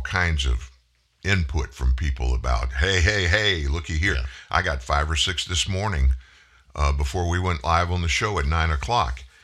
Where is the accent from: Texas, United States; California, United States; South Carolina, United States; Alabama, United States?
Texas, United States; Houston; it's happening in my home state, in the city in which I was born